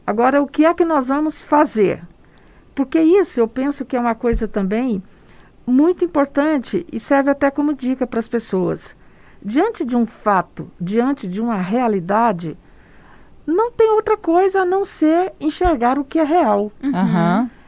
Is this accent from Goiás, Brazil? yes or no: yes; interior of Goiás, Brazil; also born or lived in Goiânia; Eu sou goiana, do interior de Goiás, nasci no Cerrado, sou apaixonada pelo Cerrado e estou aqui em Goiânia já há algum tempo